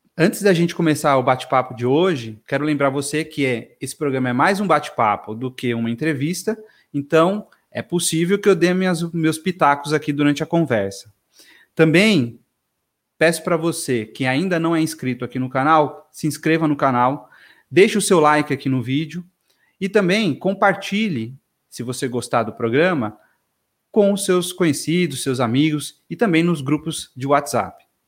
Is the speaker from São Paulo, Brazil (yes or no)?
yes; São Paulo, Brazil; cresci aqui em São Paulo, capital